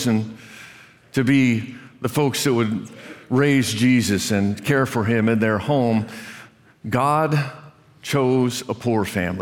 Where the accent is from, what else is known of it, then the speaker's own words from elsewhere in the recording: Brazil, Indiana, United States; moved away; I grew up in Brazil, Indiana. Brazil, Indiana, population 7,000